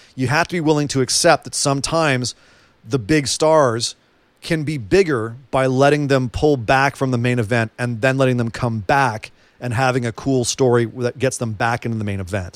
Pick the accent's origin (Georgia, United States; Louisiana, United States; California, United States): California, United States; A California boy